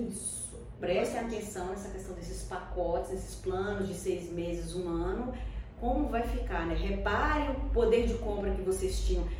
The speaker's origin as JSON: {"language": "Portuguese", "country": "Brazil", "said": "a gente é brasileiro"}